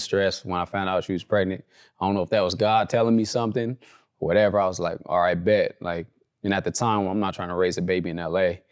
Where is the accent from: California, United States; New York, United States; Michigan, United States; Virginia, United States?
California, United States; Compton; also born or lived in Orange County, California; I grew up in Compton, California. Uh, as I was getting older, we started moving to, like, the Orange County area.